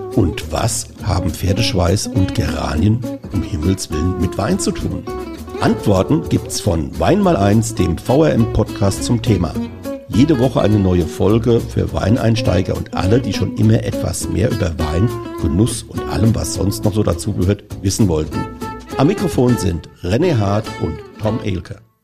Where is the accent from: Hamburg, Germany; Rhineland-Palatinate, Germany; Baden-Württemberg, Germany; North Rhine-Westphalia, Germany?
Rhineland-Palatinate, Germany; Rhenish Hesse; bei uns in Rheinhessen